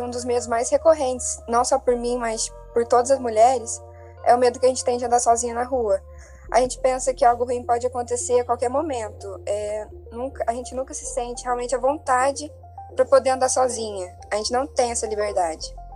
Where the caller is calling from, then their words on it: São Lourenço, Minas Gerais, Brazil; eu falo de São Lourenço, Minas Gerais